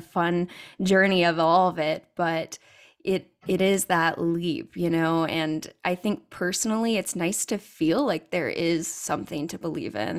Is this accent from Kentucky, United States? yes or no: no; California, United States; I'm originally from California